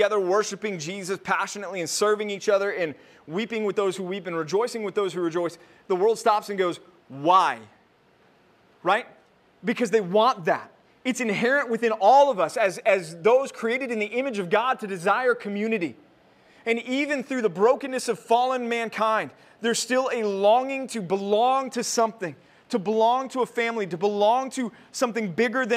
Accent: Texas, United States; moved away; also born or lived in California; I was from Texas, I moved away, wilderness wandering years in California, and now I'm back. I came back to the promised land, so I'm back home

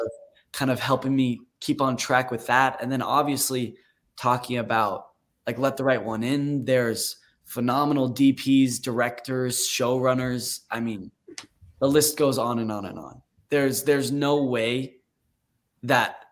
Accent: Utah, United States; I was raised in Utah

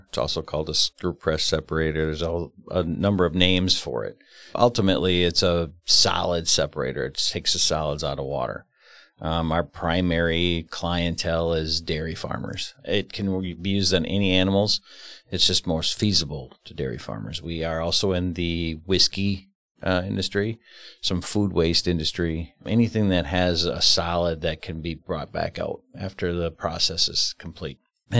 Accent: Fond du Lac, Wisconsin, United States; Fond du Lac.

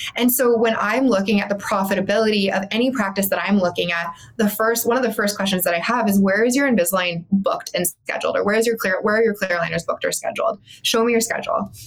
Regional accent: Calgary, Alberta, Canada; moved away as an adult; also born or lived in Bermuda; I was from Calgary. I am from Calgary. Um, and I went to school there

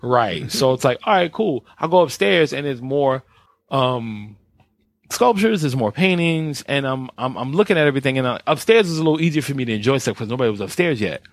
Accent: New York, United States; me being the New Yorker I am

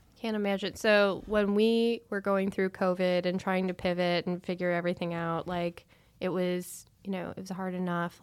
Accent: Chicago, Illinois, United States; growing up in Chicago area

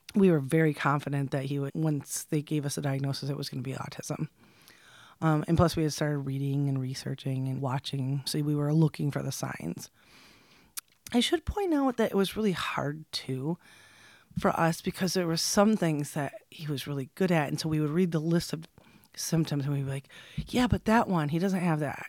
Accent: Michigan, United States; also born or lived in West Branch, Michigan / Rose City, Michigan / Midland, Michigan / Freeland, Michigan; I'm from Michigan, born and raised, and I did move around a lot as a child.

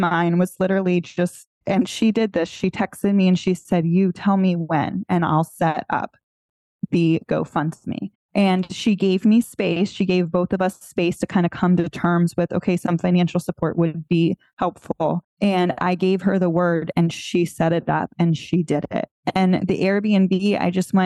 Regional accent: South Florida, United States; I'm born and raised in South Florida

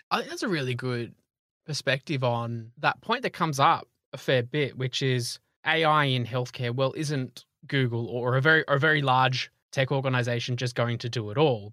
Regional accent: Australia; accent: Australian; my Australian accent

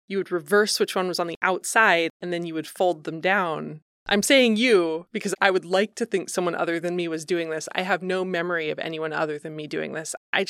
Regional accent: Ohio, United States; Can I tell you a growing up in Ohio story about sock cuffs?

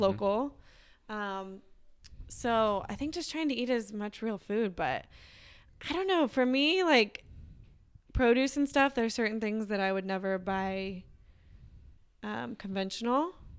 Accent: Texas, United States; growing up in Texas, it was like you go to high school and then you go to college

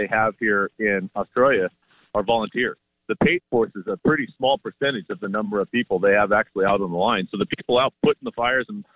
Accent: United States; me as an American

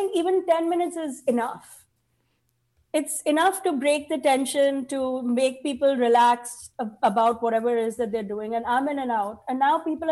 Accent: India; now in United States; I'm Indian.

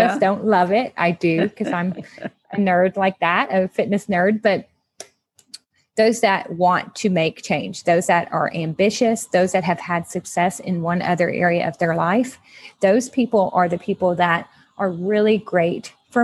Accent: Southwest Louisiana, United States; I'm from Southwest Louisiana

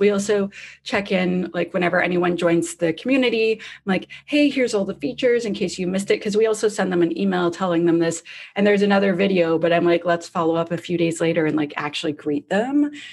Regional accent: Canada; I'm Canadian.

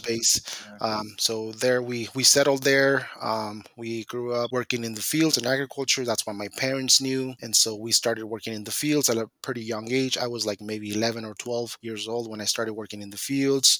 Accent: Guanajuato, Mexico; also born or lived in Mountain Home, Idaho; now in Moscow, United States; I came from Mexico, um, from a small ranchito in Guanajuato. That's where I was born. That's where I grew up.

